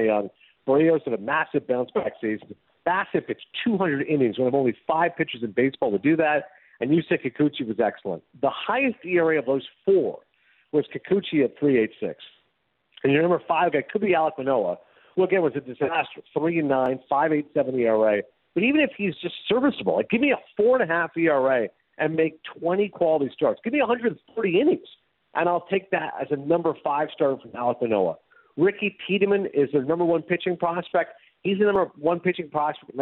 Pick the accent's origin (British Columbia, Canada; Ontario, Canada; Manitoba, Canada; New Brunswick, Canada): Ontario, Canada; Kingston; we grew up in Kingston, which is obviously a few hours from Toronto